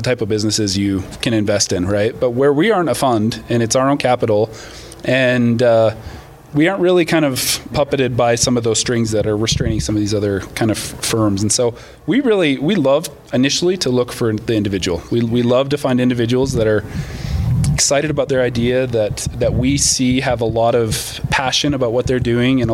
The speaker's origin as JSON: {"language": "English", "country": "Canada", "moved": "as an adult", "lives_now": "United States", "said": "I'm actually Canadian. I moved down to the States about 10 years ago."}